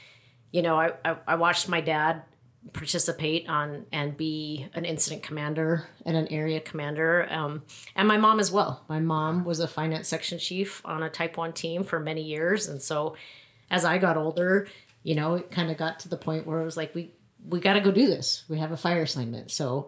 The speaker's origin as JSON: {"language": "English", "area": "Grand Canyon", "region": "Arizona", "country": "United States", "tie": "born or raised there", "moved": "yes", "said": "we were raised, I was raised at the Grand Canyon primarily."}